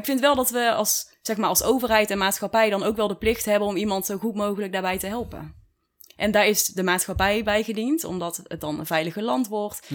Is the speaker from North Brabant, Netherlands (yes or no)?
yes; Dongen, North Brabant, Netherlands; also born or lived in Tilburg / Texas; Daar ben ik geboren en getogen. Of nou ja, geboren in Tilburg eigenlijk. Maar opgegroeid in Dongen.